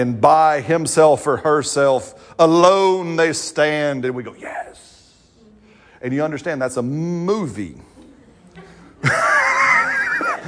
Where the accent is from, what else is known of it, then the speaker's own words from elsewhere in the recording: United States; I'm an American